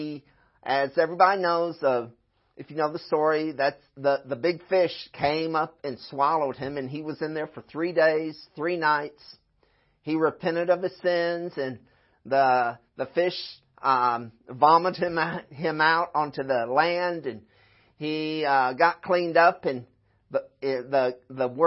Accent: Florida, United States; moved away; also born or lived in Midwest; I'm from Florida

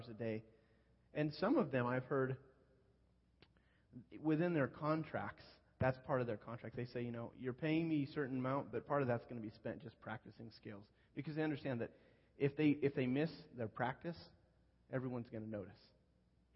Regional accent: Northern California, United States; moved away; I grew up in Northern California

